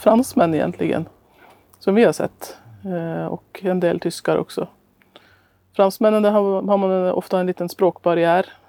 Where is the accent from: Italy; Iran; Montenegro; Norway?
Norway; moved away; also born or lived in Östhammar, Sweden; resa heter reise på norska där jag kommer ifrån